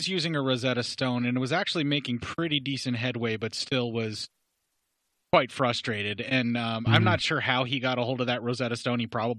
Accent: United States; I'm American.

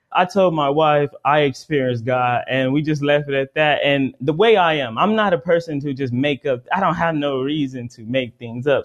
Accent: United States; I'm African American

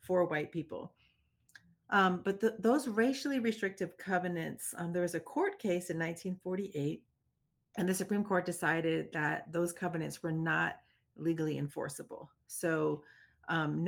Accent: Washington, District of Columbia, United States; moved away as an adult; I grew up in Washington, D.C. I grew up in a majority Black neighborhood called Petworth in the 1980s

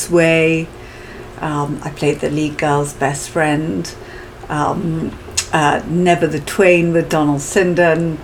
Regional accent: Oxford, South East England, United Kingdom; also born or lived in Henley-on-Thames; originally I was born in Henley-on-Thames, but we then moved to Oxford when I was about 7

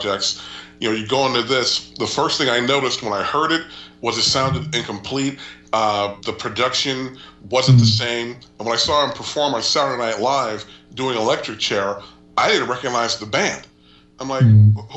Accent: Oakland, California, United States; I grew up in Oakland myself.

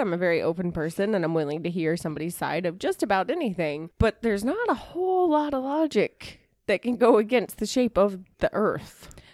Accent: the South, United States; growing up in the South and living in the South currently

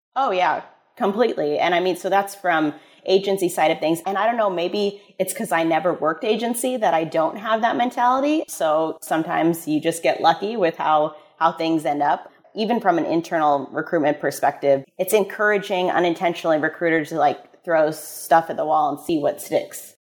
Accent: Midwest, United States; moved away; I'm from the Midwest originally

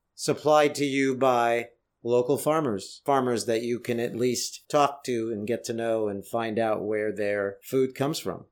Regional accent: San Jose, California, United States; I was growing up in Northern California in a place called San Jose

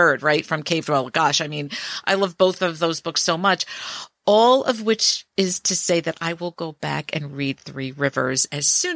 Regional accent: New York City, New York, United States; growing up in Brooklyn and New York City

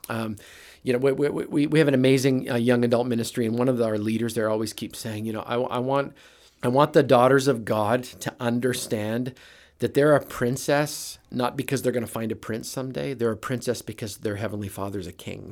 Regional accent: Brandon, Manitoba, Canada; moved away as an adult; now in United States; I'm a Canadian flatlander, grew up in Manitoba in a little town called Brandon

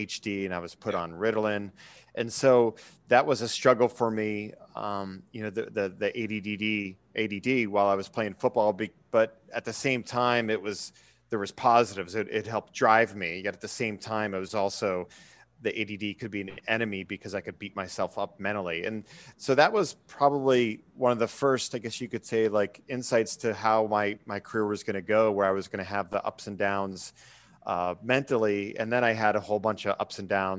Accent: Erie, Pennsylvania, United States; I grew up in Erie, Pennsylvania, which is a sports town

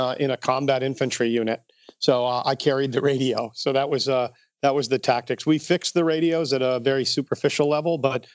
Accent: North Country, New York, United States; also born or lived in Albany, New York; I grew up way up on the Canadian border, and we called it the North Country, and it was right literally on the Canadian border

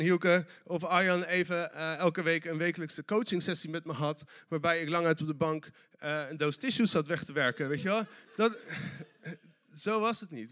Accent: Delft, South Holland, Netherlands; ik kom uit Delft

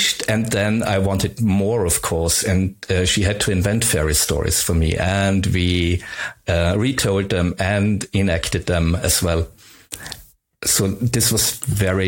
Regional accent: Upper Styria, Austria; first language German; English is a second language; I grew up in Upper Styria, and there's not much

